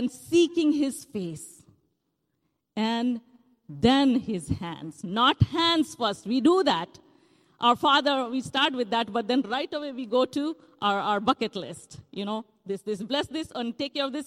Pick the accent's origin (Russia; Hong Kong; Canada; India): India; moved away; Growing up in India